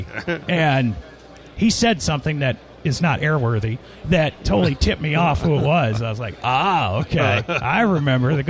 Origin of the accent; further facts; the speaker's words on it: Nashville, Tennessee, United States; We're from Nashville